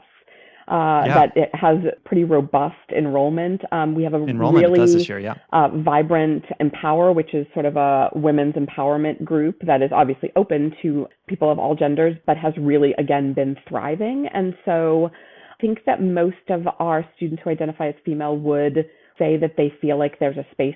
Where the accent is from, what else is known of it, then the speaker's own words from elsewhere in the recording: Brockton, Massachusetts, United States; moved away; I grew up in a town called Brockton, a city called Brockton, Massachusetts.